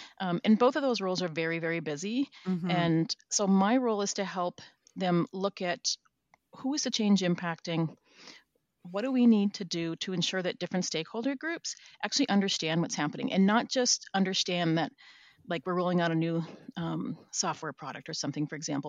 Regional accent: Minnesota, United States; also born or lived in Florida / New Zealand / Vancouver, Canada; now in Washington, United States; I'm originally from Minnesota, but I've lived kind of around different places. I moved to Florida for a while and then New Zealand and then Vancouver, Canada.

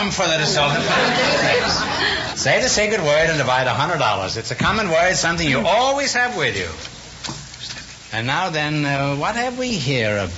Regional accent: Győr, Győr-Moson-Sopron, Hungary; moved away; I'm from Győr, Hungary.

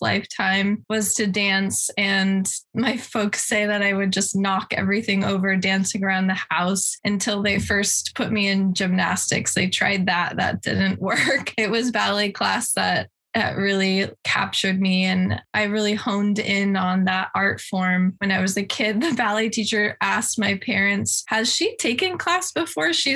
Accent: Santa Barbara, California, United States; moved away as an adult; also born or lived in San Francisco / Hawaii / Boston; now in New York, United States; I'm from Santa Barbara, California. I grew up here

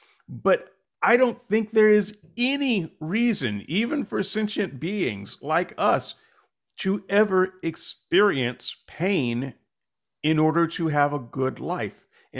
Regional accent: United States; Because he's British. I'm just a Yank.

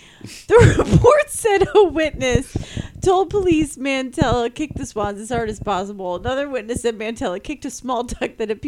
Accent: Ohio, United States; And I'm from Ohio, so I know who LeBron James is.

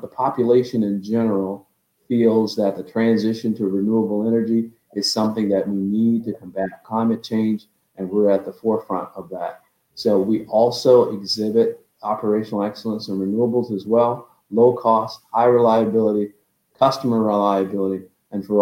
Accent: West Palm Beach, Florida, United States; moved away as an adult; also born or lived in Texas; a typical kid growing up in West Palm Beach, Florida.

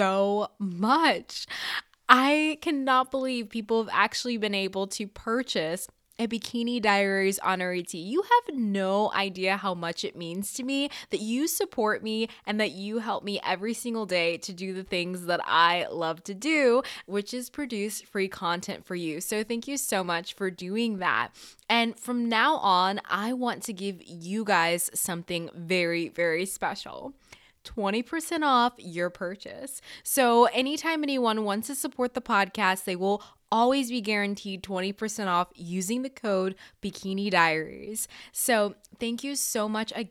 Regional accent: Florida, United States; I'm in Florida. I've always been here.

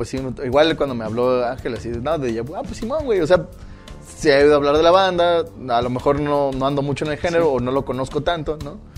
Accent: Oaxaca, Mexico; como, al menos como oaxaqueño

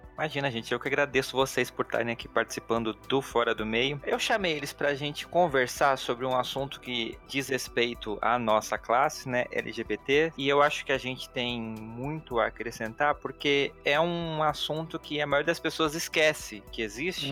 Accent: Santa Catarina, Brazil; now in São Paulo, Brazil; eu sou de Santa Catarina

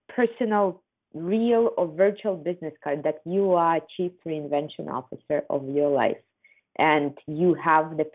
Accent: Kazakhstan; I come from Kazakhstan

